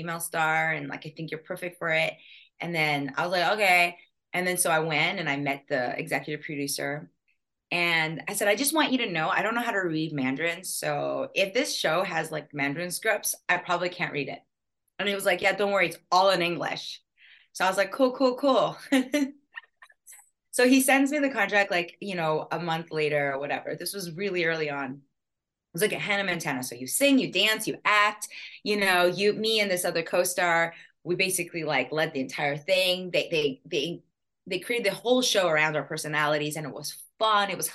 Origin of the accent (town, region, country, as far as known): Canada; born or raised there; moved away; also born or lived in Taipei, Taiwan